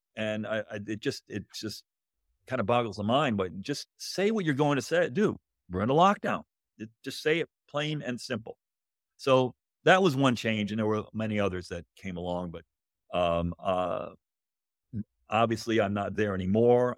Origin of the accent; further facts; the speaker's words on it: Connecticut, United States; moved away as an adult; also born or lived in Southern Illinois; I grew up in Connecticut